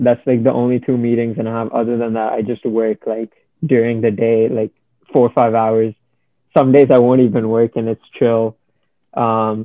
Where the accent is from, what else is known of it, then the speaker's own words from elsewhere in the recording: India; now in Canada; I still identify myself as Indian, even though I've been living here like 5 years